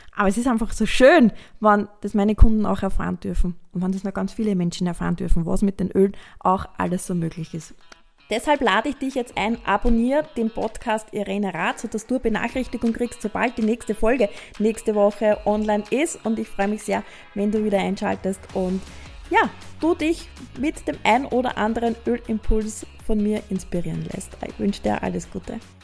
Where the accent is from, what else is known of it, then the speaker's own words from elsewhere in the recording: Austria; bei uns in Österreich